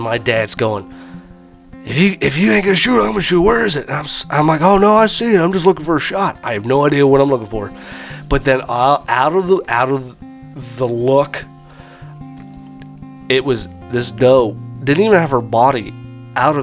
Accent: Indiana, United States; We're from Indiana.

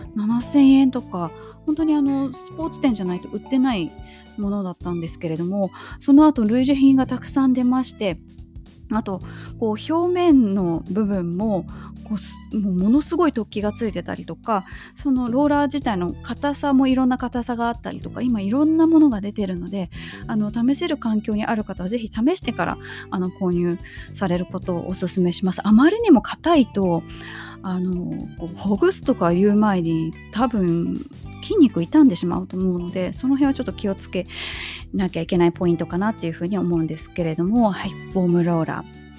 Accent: Japan; 地震の多い国で生まれ育った私

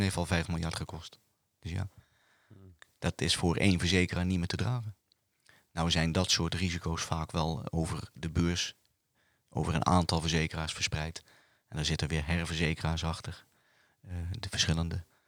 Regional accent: Bergen op Zoom, North Brabant, Netherlands; moved away as an adult; now in Roosendaal, Netherlands; ik kom uit Bergen op Zoom. En ik ben 28 jaar geleden in Roosendaal gaan wonen.

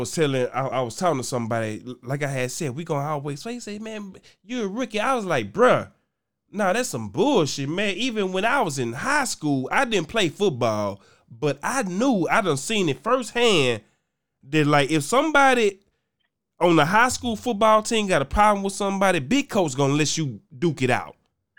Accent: Arkansas, United States; I'm from Arkansas. Nigga, I got about 11 goddamn siblings.

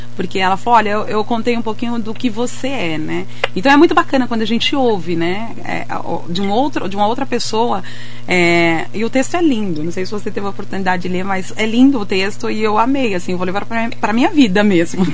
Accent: Anísio de Abreu, Piauí, Brazil; also born or lived in São Paulo; now in Mogi das Cruzes, Brazil; eu sou nordestina, né? Eu sou lá do Piauí

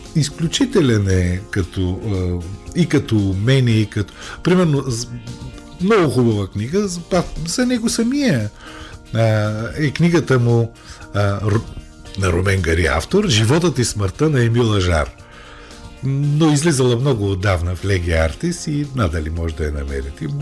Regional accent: Bulgaria; Ние, българите, сме част от Европа

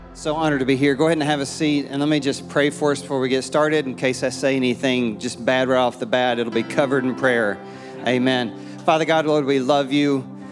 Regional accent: East Tennessee, United States; now in Murfreesboro, United States; I'm from East Tennessee. My dad's still in Kingsport

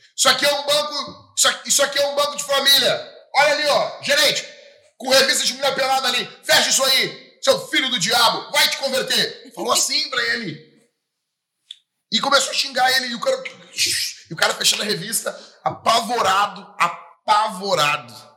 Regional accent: Rio Grande do Sul, Brazil; já fico com saudade aqui da nossa cidade, do Rio Grande do Sul, do, da minha terra, do meu pago

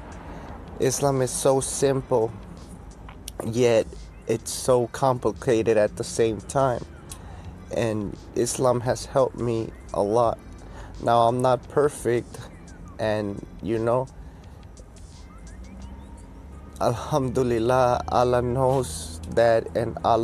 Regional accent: United States; I am American. First generation

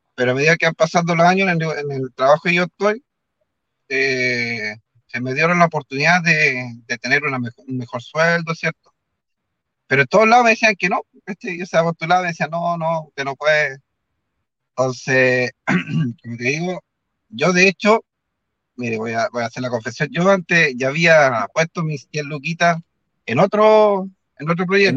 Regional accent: Concepción, Biobío, Chile; yo que soy de Concepción

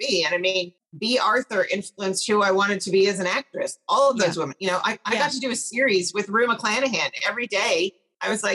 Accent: Scotland, United Kingdom; now in Los Angeles, United States; I grew up in Scotland

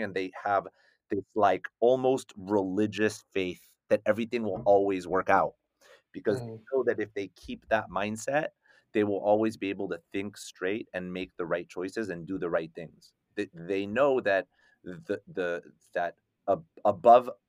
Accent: United States; also born or lived in Paris, France; I'm this like French Moroccan mutt, right? Growing up in America

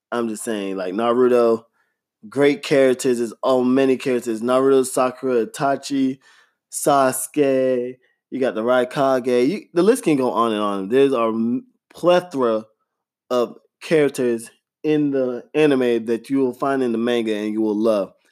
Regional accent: Florida, United States; growing up in Florida, gosh, those summer heats are ridiculous

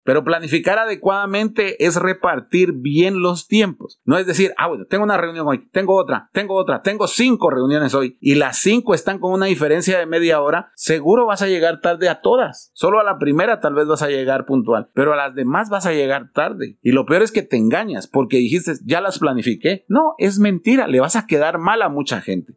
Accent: Guatemala; ¿cómo somos los chapines?

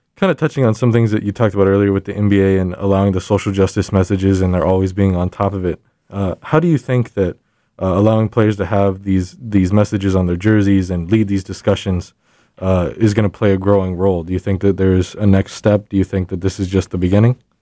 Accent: San Antonio, Texas, United States; I'm from San Antonio

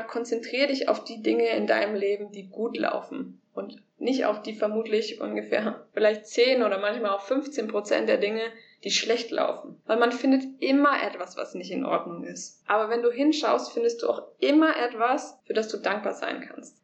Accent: Germany; moved away as an adult; verlasse Deutschland, meine Heimat, das, was ich kenne

